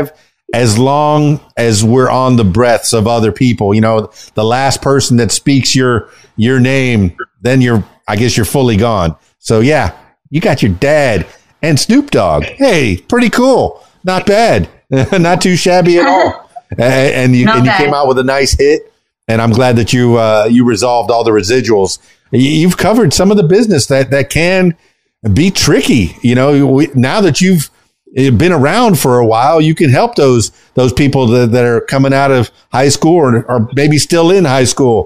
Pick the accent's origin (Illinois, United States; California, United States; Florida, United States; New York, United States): Florida, United States; Miami; now in Arkansas, United States; I was born in Miami, born and raised in Miami.